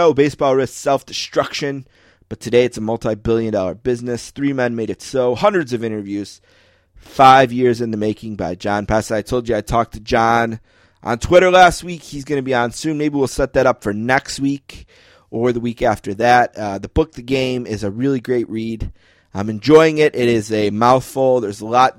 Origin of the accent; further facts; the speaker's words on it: Buffalo, New York, United States; I grew up in Buffalo, New York